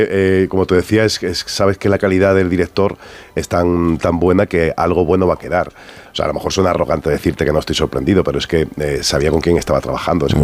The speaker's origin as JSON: {"language": "Spanish", "region": "Andalusia", "country": "Spain", "tie": "born or raised there", "accent": "Andalusian", "said": "Yo tengo acento, aunque realmente mi carrera, como soy andaluz y me crié en Andalucía, mi carrera la he desarrollado en Madrid"}